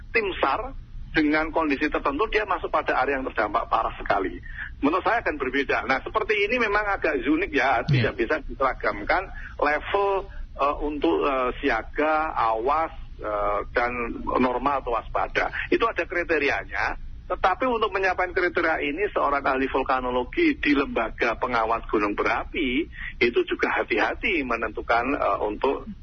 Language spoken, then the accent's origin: Indonesian; Sleman, Special Region of Yogyakarta, Indonesia; saya merasakan diri, e, merasakan sebagai orang Sleman di Jogja, uh, hanya 20 kilo dari puncak Merapi di Jalan Kaliurang